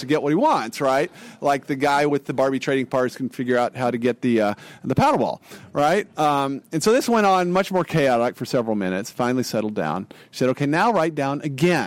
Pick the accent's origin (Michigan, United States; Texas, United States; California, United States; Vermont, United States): Texas, United States; Amarillo; I grew up in Amarillo, Texas, a town in the panhandle of Texas